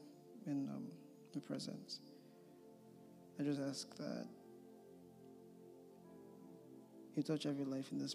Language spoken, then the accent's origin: English; Nigeria; moved away as an adult; I am from Nigeria originally. I came here last year to do a master's program in law